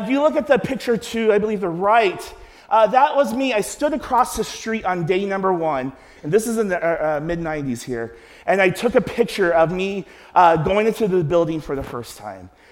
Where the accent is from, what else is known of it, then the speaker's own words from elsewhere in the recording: Cincinnati, Ohio, United States; I'm from Cincinnati.